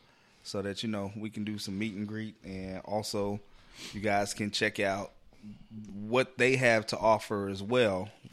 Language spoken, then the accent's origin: English; New York City, New York, United States; I ain't these country niggas. I'm from New York City, nigga.